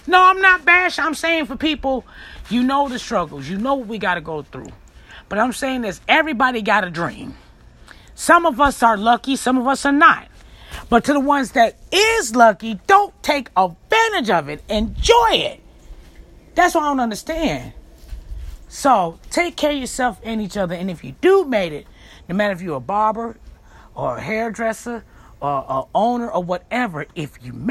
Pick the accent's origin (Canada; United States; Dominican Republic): United States; Chicago, Illinois; I'm from Chicago, Illinois